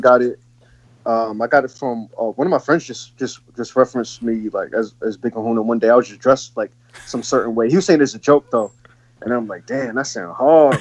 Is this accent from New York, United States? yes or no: yes; Buffalo, New York, United States; I'm from Buffalo